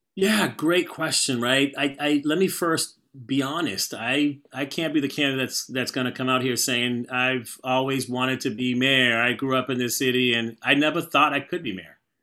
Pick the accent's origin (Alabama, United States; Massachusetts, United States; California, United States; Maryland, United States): Massachusetts, United States; Boston; I'm from Boston